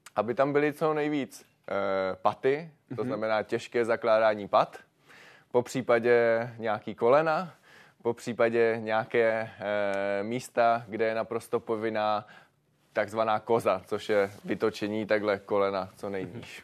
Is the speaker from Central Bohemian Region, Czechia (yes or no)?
no; Moravian Karst, South Moravian Region, Czechia; u nás v Moravském krasu